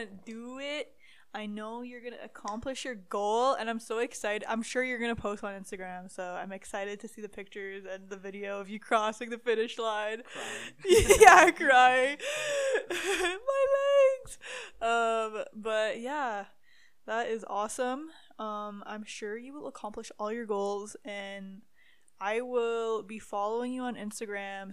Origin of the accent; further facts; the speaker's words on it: Ontario, Canada; moved away as an adult; now in Calgary, Canada; I am moving back to Ontario in a couple days